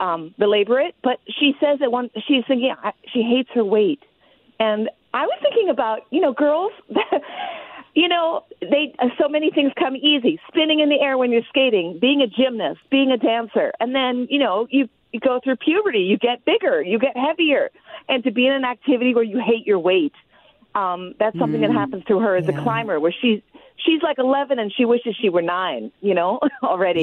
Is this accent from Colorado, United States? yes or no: no; Hawaii, United States; I grew up in Hawaii